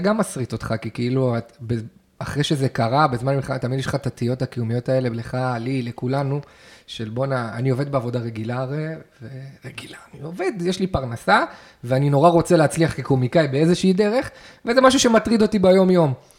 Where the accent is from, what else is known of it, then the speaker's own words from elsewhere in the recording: the Krayot, Haifa District, Israel; גדלנו עליה ב, בקריות